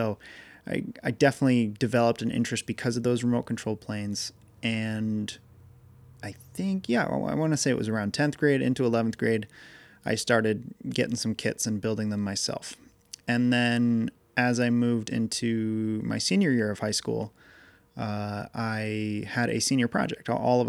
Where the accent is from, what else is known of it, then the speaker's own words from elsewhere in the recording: Massachusetts, United States; it turns out that in my town where I grew up in Massachusetts, there was a guy I used to work for that did these tag sales